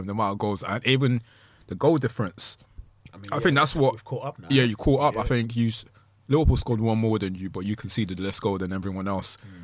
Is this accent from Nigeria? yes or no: yes; Nigeria; as a Nigerian